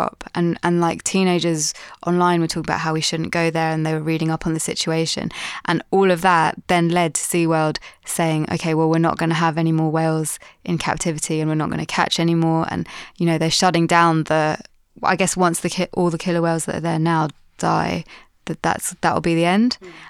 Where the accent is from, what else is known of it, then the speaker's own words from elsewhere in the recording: Pakistan; just because I'm, as like a Pakistani female doing what I'm doing, I feel like no one's really done the same thing before.